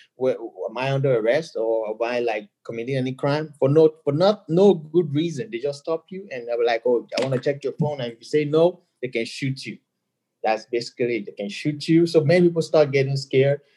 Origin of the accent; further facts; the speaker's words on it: Nigeria; moved away as an adult; now in United States; I'm a DJ, Nigerian, born and raised, um, and I moved